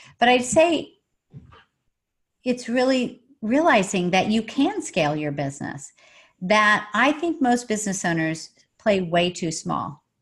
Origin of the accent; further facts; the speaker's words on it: Oklahoma, United States; now in San Diego, United States; I'm from Oklahoma originally